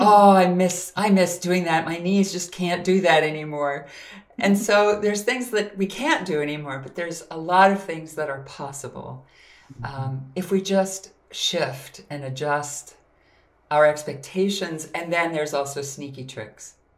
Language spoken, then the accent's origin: English; Minnesota, United States; I grew up in Minnesota